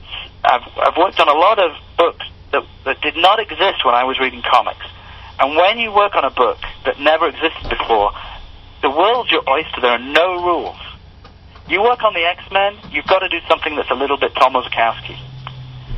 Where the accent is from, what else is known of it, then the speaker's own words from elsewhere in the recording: England, United Kingdom; now in United States; I grew up in England